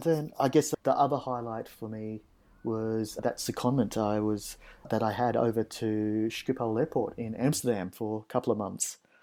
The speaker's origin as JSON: {"language": "English", "country": "Australia", "said": "Aussie lifeguards, uh, we've probably got a pretty good reputation"}